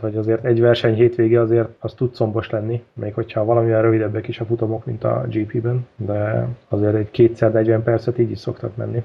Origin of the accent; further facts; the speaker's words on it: Hungary; mi kicsit olyanok vagyunk, hogy nekünk semmi nem tetszik, mert magyarok vagyunk